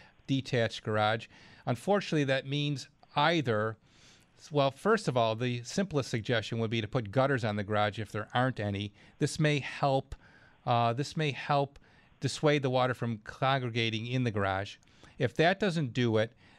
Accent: Clarence, New York, United States; it's my hometown, Clarence, New York

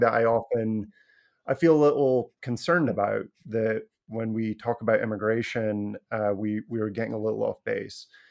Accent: Scotland, United Kingdom; moved away; when I was growing up in Scotland

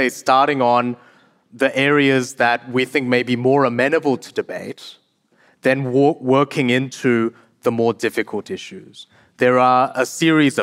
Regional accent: South Korea; moved away; I was born in South Korea

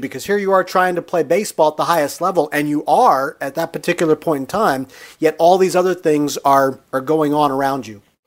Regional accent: Harrisburg, Pennsylvania, United States; I grew up in the Harrisburg area

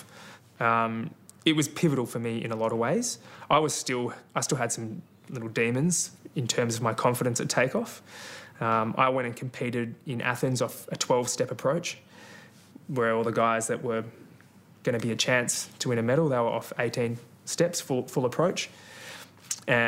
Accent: Melbourne, Victoria, Australia; I grew up in North Baldwin in Victoria, and Box Hill Athletics Club was my local track

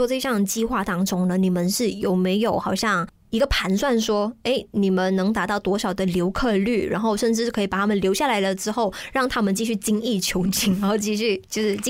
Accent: Malaysia; 就好像我们马来西亚人对羽球的这种热爱程度一样。

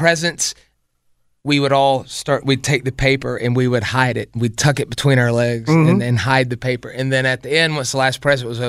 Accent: Spartanburg, South Carolina, United States; I grew up in Spartanburg, 26.

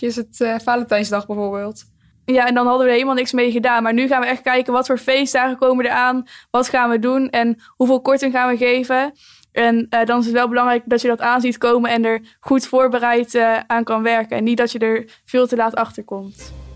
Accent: Empel, North Brabant, Netherlands; bij ons in het dorp

